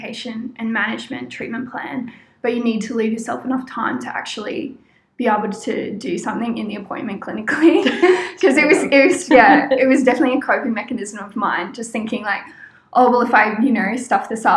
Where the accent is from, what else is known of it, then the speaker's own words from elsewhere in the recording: Australia; moved away as an adult; now in Brisbane, Australia; I grew up in the country before moving